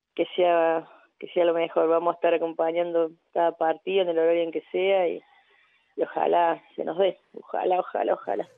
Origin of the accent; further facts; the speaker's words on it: Córdoba, Argentina; moved away; yo también vengo de Córdoba, vengo del interior